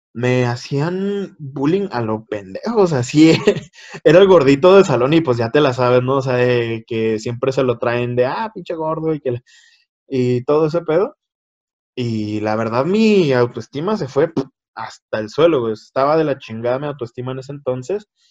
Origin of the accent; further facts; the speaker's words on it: Chihuahua, Mexico; Soy de México, Chihuahuita, Chihuahuita, México.